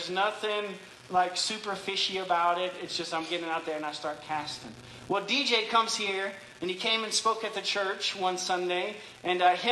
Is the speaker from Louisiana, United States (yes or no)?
yes; Louisiana, United States; moved away; I grew up in Louisiana